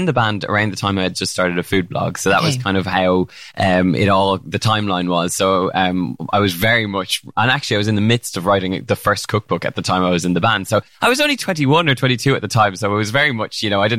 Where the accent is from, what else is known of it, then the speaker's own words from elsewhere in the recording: Ireland; Ireland growing up